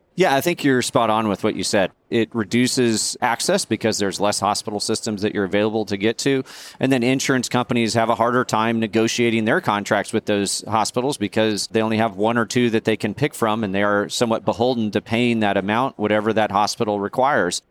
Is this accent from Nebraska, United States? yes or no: yes; Nebraska, United States; I grew up in Nebraska